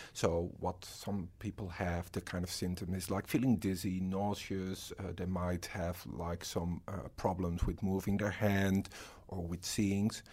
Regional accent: Netherlands; moved away as an adult; now in Australia; I'm from the Netherlands and I'm a research fellow

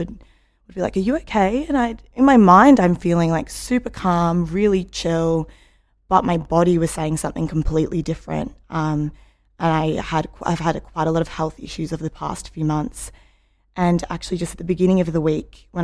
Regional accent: Melbourne, Victoria, Australia; I'm from Melbourne.

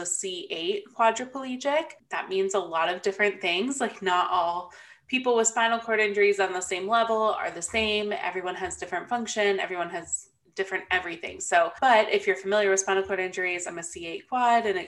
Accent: Phoenix, Arizona, United States; also born or lived in California / Gilbert, Arizona; I've lived in the Phoenix area my whole life. Basically, I was born in California, but I only spent a couple weeks there before my parents moved.

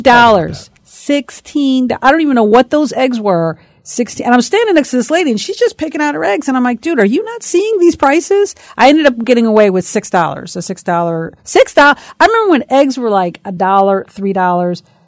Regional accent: Bloomfield, United States; I grew up in Bloomfield

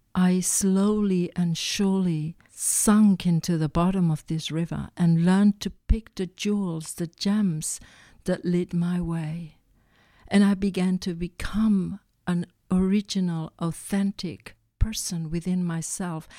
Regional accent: Barcelona, Catalonia, Spain; I was born in Barcelona from a mother that was extremely spiritual

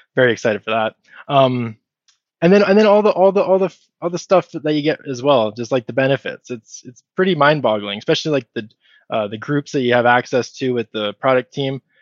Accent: Canada; I'm Canadian

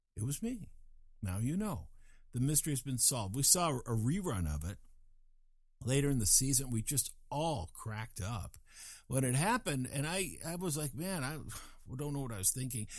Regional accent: Fort Collins, Colorado, United States; I was raised in Fort Collins, Fort Collins, Colorado

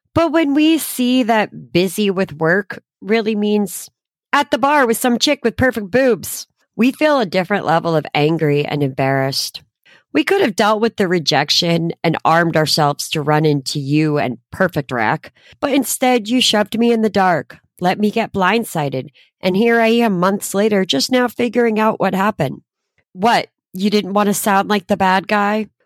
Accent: Connecticut, United States; moved away; fly back to my hometown to be with my friends and family

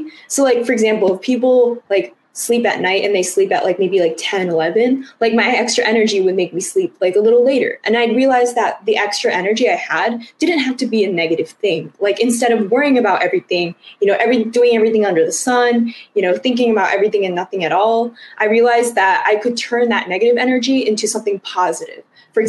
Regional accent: United States; specifically talking about the Chinese American experience, because I'm Chinese American

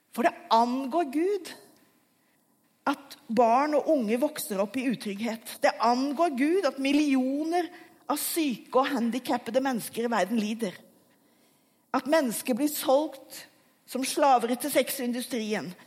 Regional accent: Asker, Akershus, Norway; Jeg vokste opp i Asker utenfor Oslo

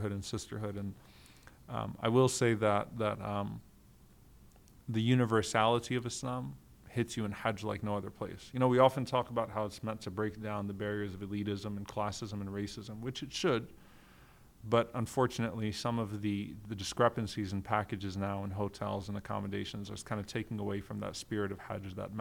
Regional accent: Guyana; I'm from Guyana.

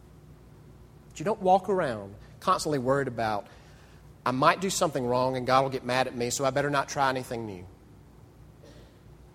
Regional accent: Mississippi, United States; Growing up in Mississippi

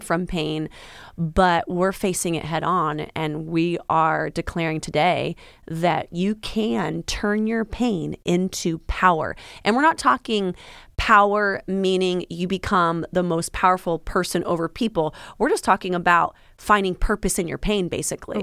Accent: Washington, United States; moved away as an adult; now in Florida, United States; I'm originally from Washington

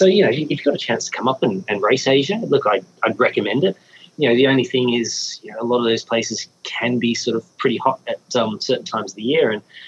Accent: Australia; as an Australian

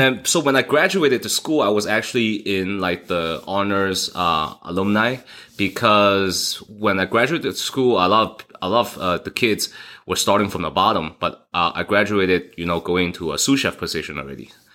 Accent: Hong Kong; now in Las Vegas, United States; I was born in Hong Kong

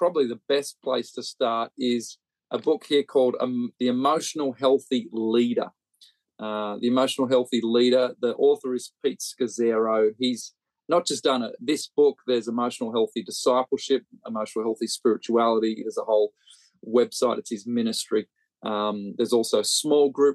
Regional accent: Australia; now in Birmingham, United Kingdom; growing up in Australia

